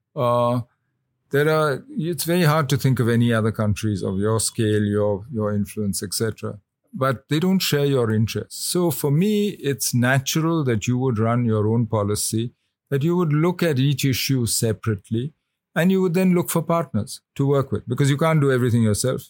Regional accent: India; as an Indian

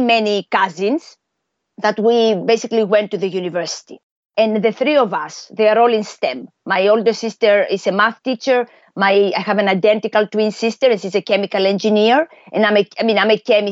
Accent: Athens, Attica, Greece; moved away; also born or lived in United States / Europe / Asia; I was born and raised in Athens, in Greece

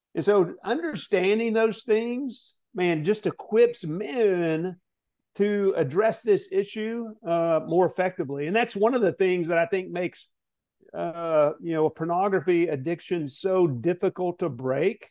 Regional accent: Arkansas, United States; also born or lived in Southern California; I was born in Southern California, grew up in Arkansas

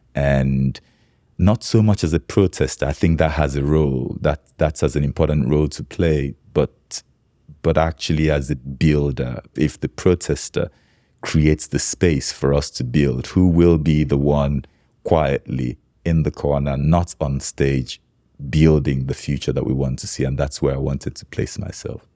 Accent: Nigeria; growing up in Nigeria

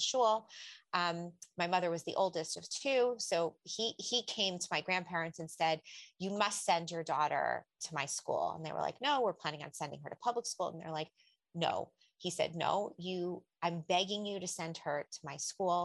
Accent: Lakewood, New Jersey, United States; I grew up in Lakewood, actually, and the Lakewood that doesn't exist anymore

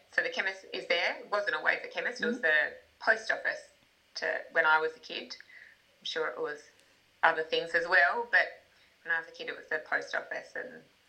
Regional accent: Exeter, Australia; I grew up in Exeter, right behind the chemist. A home that my great-grandfather built well over 100 years ago that had been added onto as the years went on.

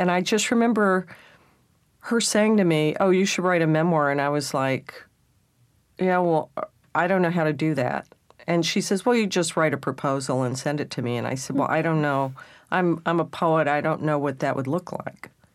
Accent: Texas, United States; being a Texan and then a redneck

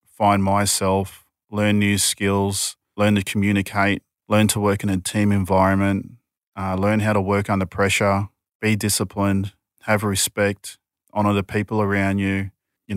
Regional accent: Newcastle, New South Wales, Australia; I grew up in an Aboriginal hostel in Kiranari Hostel up in Newcastle

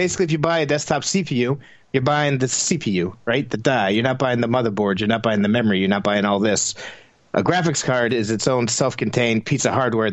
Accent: Tampa, Florida, United States; now in New England, United States; I grew up in Tampa

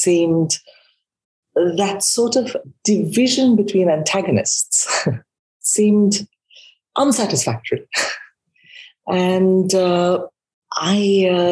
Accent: India; moved away as an adult; also born or lived in United Kingdom / Australia; now in United States; I was born in India, and I have been educated in India and in Britain

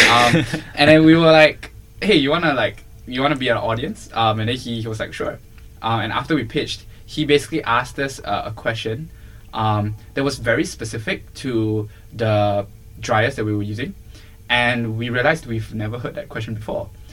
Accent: Malaysia; moved away as an adult; also born or lived in Singapore; I'm originally from Malaysia.

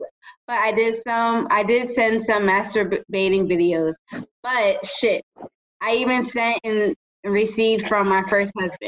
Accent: Los Angeles, California, United States; I'm a 14 Island gal, immigrant, cancer, nurse, weed smoker raised in South Central LA.

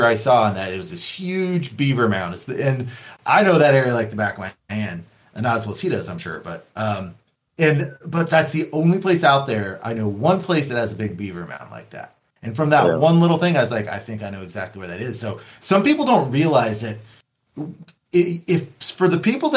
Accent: Kansas, United States; I'm from Kansas.

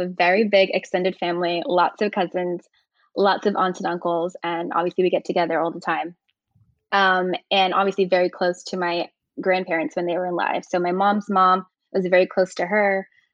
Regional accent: Virginia Beach, Virginia, United States; moved away as an adult; I grew up in Virginia Beach, Virginia, which is a very suburban area.

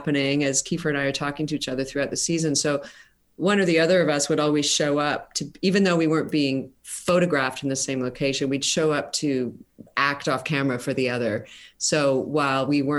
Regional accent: Canada; We pass as American, but we all are proudly Canadian.

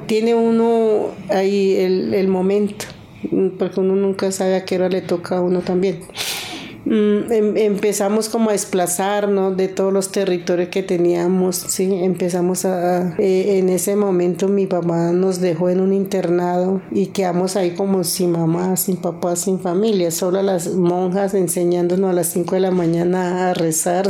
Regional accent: Mitú, Vaupés, Colombia; moved away as an adult; also born or lived in Granada, Meta; now in Bogotá, Colombia; Yo soy de Mitú, pero después de la toma de Mitú, toda mi familia se vinieron para Granada Meta.

